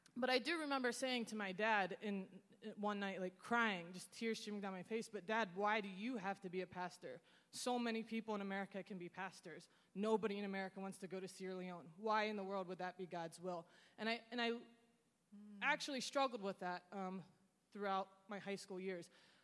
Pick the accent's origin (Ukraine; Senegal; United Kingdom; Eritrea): Senegal; I grew up in Senegal, West Africa, in a French-speaking country. It was stable at the time.